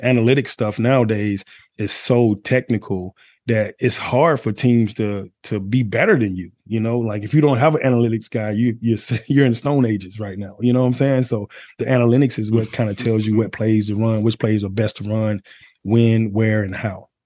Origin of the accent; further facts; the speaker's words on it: Atlanta, Georgia, United States; I'm, I'm Atlanta. I'm from Atlanta